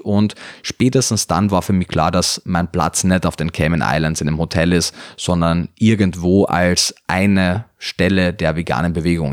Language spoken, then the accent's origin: German; Carinthia, Austria; moved away as an adult; also born or lived in Vienna; now in Germany; ich komme aus Kärnten, bin dann nach Wien gezogen danach, nach meinem Zivildienst